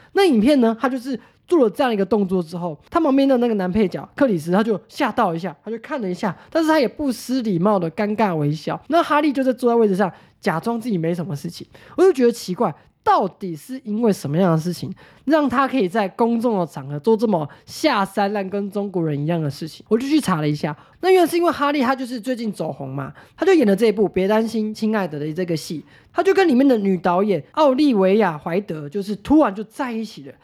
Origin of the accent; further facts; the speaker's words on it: Taiwan; 我们台湾人